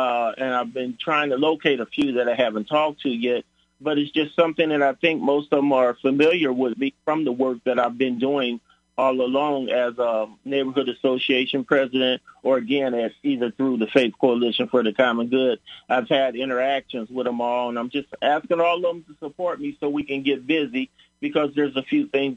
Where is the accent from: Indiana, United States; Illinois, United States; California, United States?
Illinois, United States; Springfield; I was born and raised here in Springfield, Illinois. Went through all the 186 schools